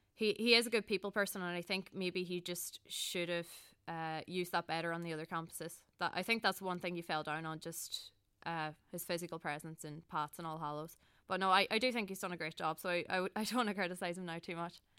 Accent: Donegal, Ulster, Ireland; moved away as an adult; now in Dublin, Ireland; I'm from Llanad in Donegal

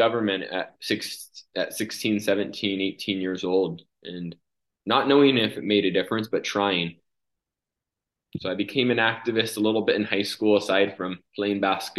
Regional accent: California, United States; moved away as an adult; now in Egypt; I grew up in California

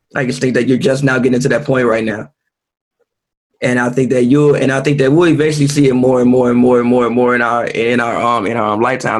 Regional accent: United States; as African Americans

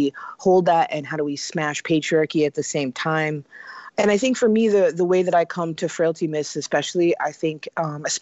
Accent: Pasadena, California, United States; So I grew up in Southern California. I grew up in the suburbs right outside of Pasadena.

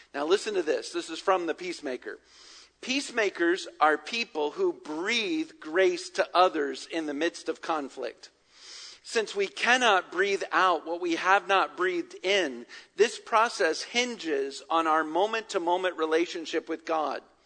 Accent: Virginia, United States; now in Atlanta, United States; growing up in Virginia

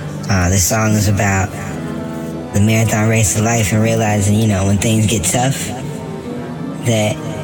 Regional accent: Dallas, Texas, United States; now in Brooklyn, New York, United States; based out of Brooklyn, New York, born and raised in Dallas, Texas.

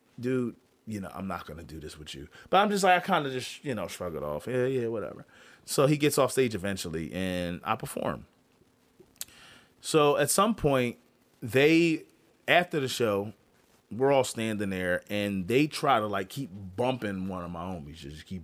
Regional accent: Philadelphia, Pennsylvania, United States; I'm from Philly. You know what I mean? North Philly, Erie Ave, Mount Airy Ave.

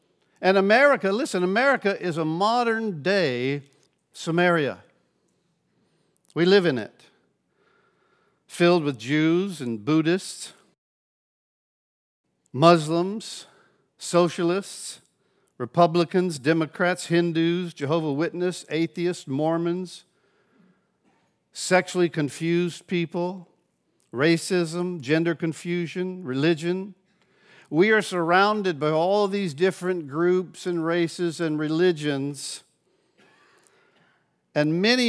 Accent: Pensacola, Florida, United States; Now, I grew up here in Pensacola. My parents moved to Gulf Breeze when I was 16.

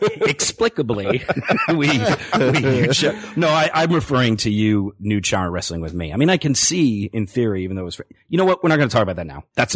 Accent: Virginia Beach, Virginia, United States; moved away as an adult; also born or lived in Northeast US; now in Los Angeles, United States; Born and raised in Virginia Beach, Virginia, until college in the Northeast where I met …, until LA where I've been a film and TV producer

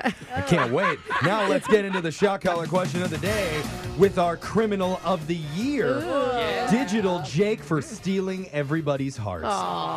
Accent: Los Angeles, California, United States; born or raised there

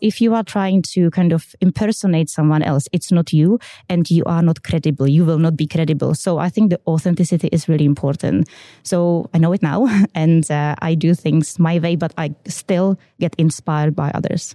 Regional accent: Czechia; English is a second language; moved away as an adult; now in United Kingdom; you can see in my accent, I am originally from the Czech Republic.

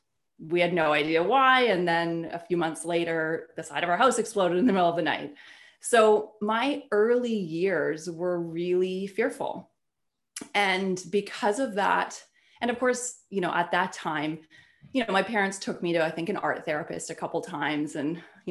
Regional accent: Canada; I'm Canadian and I grew up in a very small town, beautiful, peaceful, small town in Canada

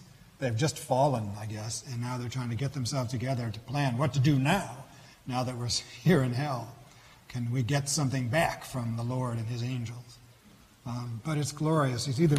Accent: New York, United States; Niagara Falls. I grew up near Niagara Falls, and I think I know just where this is.

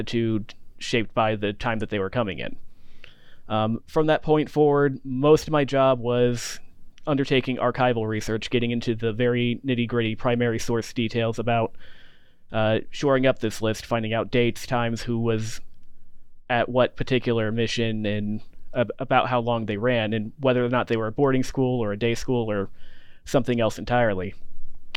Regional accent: Charleston, South Carolina, United States; moved away as an adult; now in St. Louis, United States; I was born in Charleston, South Carolina, and I got my undergraduate degree at Erskine College in Due West, South Carolina

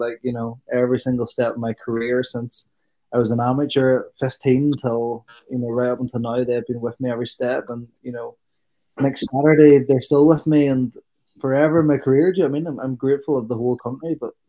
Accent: Ireland; we're Irish lads

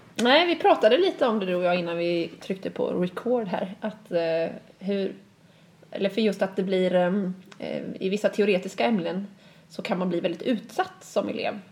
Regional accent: Sweden; som svensk lärare

